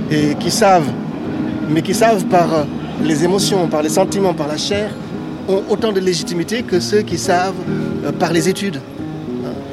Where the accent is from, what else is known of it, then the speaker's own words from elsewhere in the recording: Senegal; moved away as an adult; now in Bordeaux, France; Moi, je suis arrivé du Sénégal en 1996 pour faire des études de sciences politiques à Bordeaux.